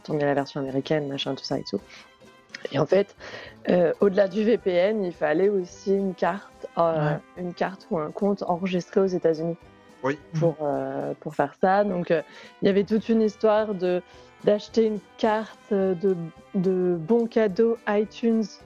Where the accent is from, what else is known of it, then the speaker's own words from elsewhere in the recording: France; chez nous en France